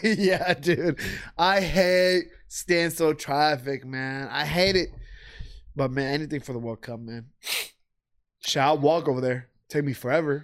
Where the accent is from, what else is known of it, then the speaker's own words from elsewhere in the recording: United States; I'm American as well, I was born here